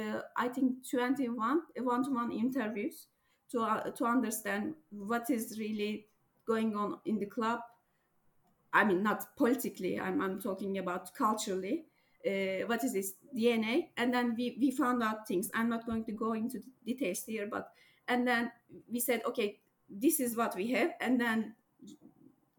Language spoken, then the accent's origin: English; Turkey; I'm from Turkey